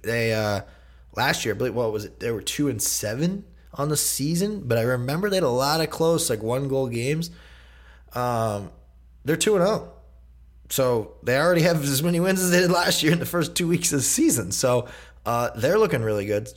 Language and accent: English; New York, United States; I am a New Yorker at heart.